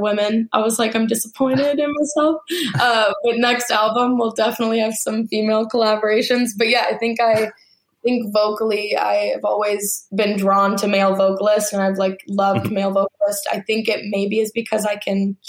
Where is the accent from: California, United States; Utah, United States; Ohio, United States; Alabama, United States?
Alabama, United States; I grew up in Alabama